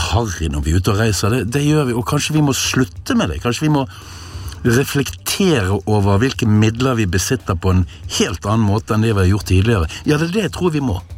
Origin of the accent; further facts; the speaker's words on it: Norway; selv om jeg er nordmann.